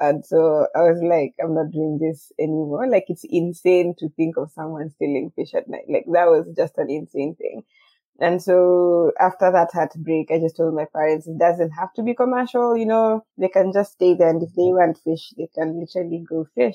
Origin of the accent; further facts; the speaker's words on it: Nairobi, Kenya; also born or lived in Tarbo, near Eldoret; I kind of grew in between Nairobi